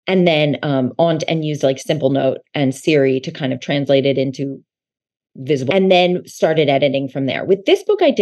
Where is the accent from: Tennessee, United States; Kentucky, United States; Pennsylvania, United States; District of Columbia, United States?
Pennsylvania, United States; outside of Philadelphia; I grew up outside of Philadelphia